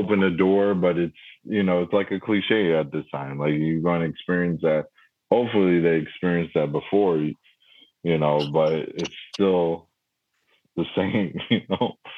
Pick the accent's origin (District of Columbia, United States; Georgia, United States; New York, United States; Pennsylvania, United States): New York, United States; I'm from New York